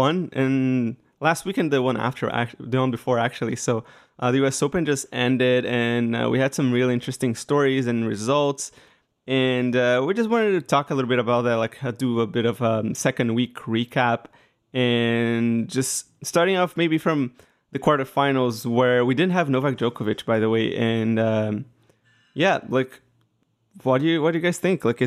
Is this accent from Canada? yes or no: no; Brazil; English is a second language; moved away; I'm Brazilian, so I do have a tad bit of an accent